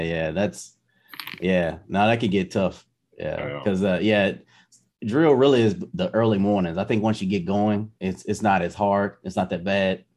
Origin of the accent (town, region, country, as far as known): United States; moved away as an adult; also born or lived in Germany